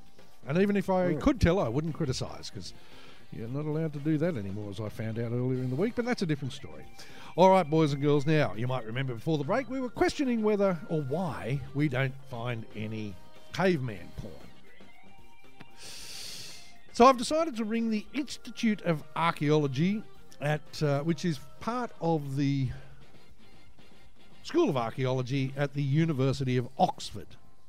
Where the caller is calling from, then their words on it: Sydney, New South Wales, Australia; From NetFM in Sydney, Australia.